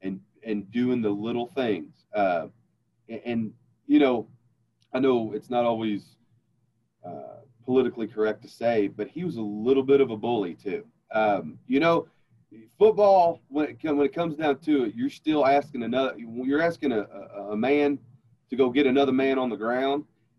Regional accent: the South, United States; Coca-Cola, man. I'm from the South, baby.

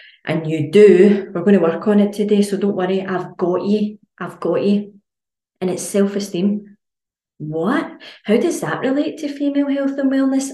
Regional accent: Scotland, United Kingdom; as Scottish people

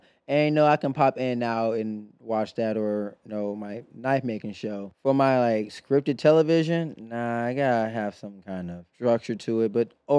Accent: Ohio, United States; The fact that we're both from Ohio.

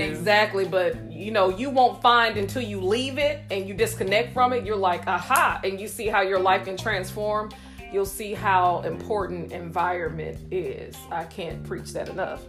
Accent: Houston, Texas, United States; i'm originally from houston h-town

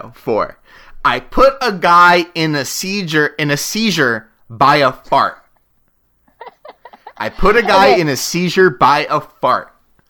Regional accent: Nashville, Tennessee, United States; born there; I was born in Nashville and moved 7 times.

